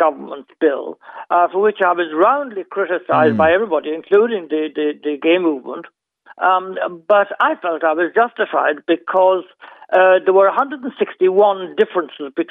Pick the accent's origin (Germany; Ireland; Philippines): Ireland; I grew up thinking I was the only one in Ireland.